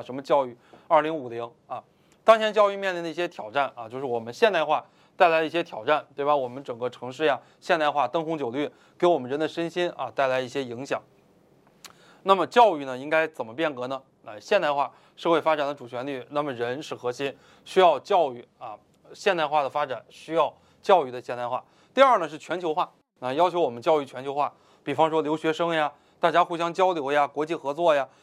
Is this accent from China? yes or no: yes; China; 我们中国人